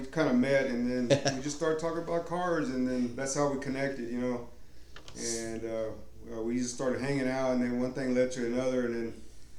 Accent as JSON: {"language": "English", "town": "Houston", "region": "Texas", "country": "United States", "tie": "born or raised there", "also_born_or_lived": "Austin, Texas", "said": "Yeah, I'm from Austin, and I grew up in Houston."}